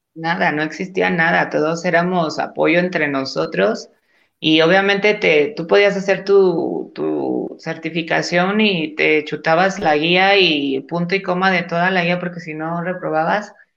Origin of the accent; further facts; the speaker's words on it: Gómez Palacio, Durango, Mexico; moved away as an adult; also born or lived in Torreón, Coahuila; now in Mexico City, Mexico; yo soy de Gómez Palacio, Durango